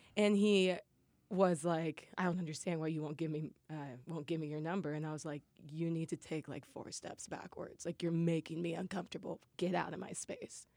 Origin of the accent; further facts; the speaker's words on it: Lincoln, Nebraska, United States; moved away as an adult; Nebraska, yeah, from Lincoln. That's where I'm from. Born and raised, went to college, everything there.